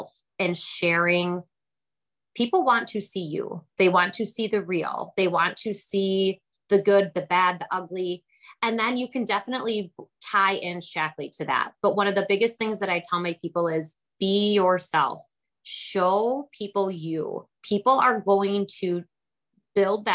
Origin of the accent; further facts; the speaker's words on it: Kenosha, Wisconsin, United States; I'm from Kenosha, Wisconsin, so I am a cheesehead here.